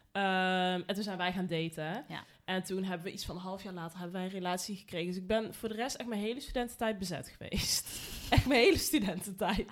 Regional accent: North Brabant, Netherlands; ik kom uit Brabant natuurlijk

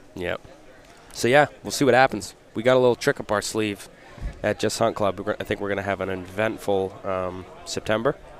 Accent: Laconia, New Hampshire, United States; I'm from Laconia, Central New Hampshire

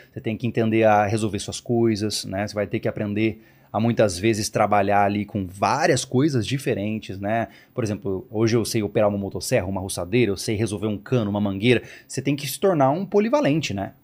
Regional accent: Campo Grande, Mato Grosso do Sul, Brazil; now in Florianópolis, Brazil; eu sou de Campo Grande, Mato Grosso do Sul, né? E eu passava sempre os finais de semana na chácara, né? Na horta, aquela coisa, né? De guri

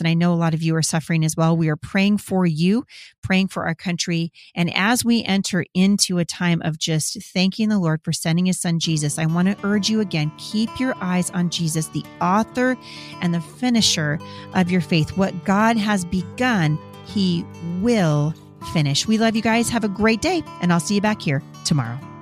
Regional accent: Boring, Oregon, United States; I'm from Boring, Oregon, you guys. I'm from the country, and I like it that way

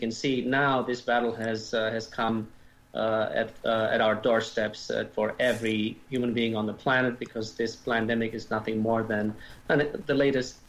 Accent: Romania; also born or lived in Germany / Canada / United States; now in Europe; I was born and raised in Romania. We immigrated as a family to Germany in 1981, and to Canada in 1985.

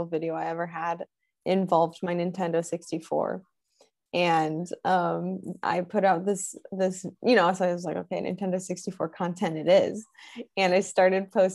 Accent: Wisconsin, United States; I'm originally from Wisconsin. My parents are from Illinois. So I grew up a Bears fan

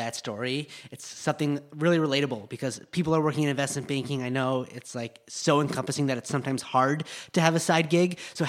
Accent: Park City, Utah, United States; now in Los Angeles, United States; I live in Los Angeles. I grew up in Park City, though.

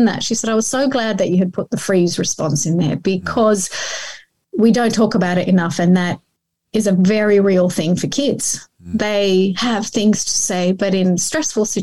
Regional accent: Australia; English is a second language; also born or lived in Iran / Melbourne, Australia; came here as a refugee at the age of 9

